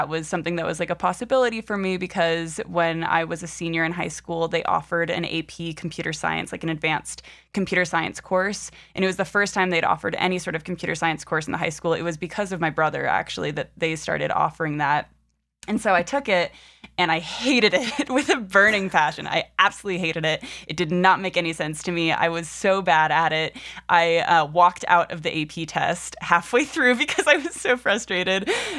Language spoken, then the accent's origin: English; Alexandria, Virginia, United States; So I was born in on the East Coast in Alexandria, Virginia. No, I won't go that far back, but I am born and raised in the U.S., and I am currently 24 years old.